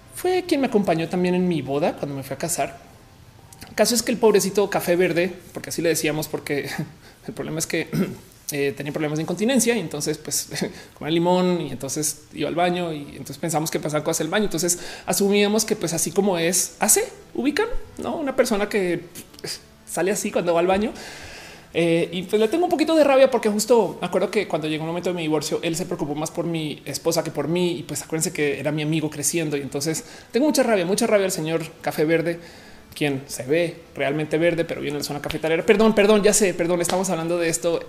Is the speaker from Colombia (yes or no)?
yes; Colombia; moved away; also born or lived in Mexico; yo soy colombiana y que iba a Bogotá a estudiar